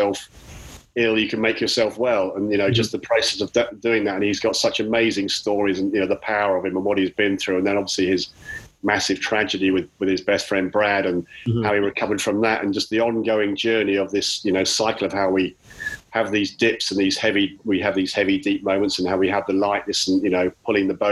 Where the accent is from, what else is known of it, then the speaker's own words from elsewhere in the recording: Chalfont St Giles, South East England, United Kingdom; I'm from Chalfont Bucks in the UK